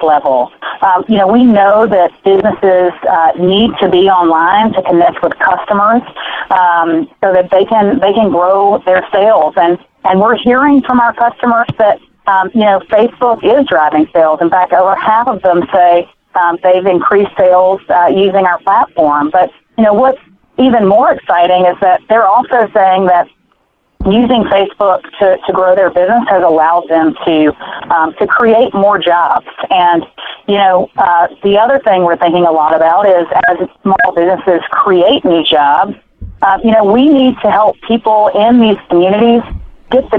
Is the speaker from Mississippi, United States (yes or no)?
yes; Mississippi, United States; my hometown that I grew up in Mississippi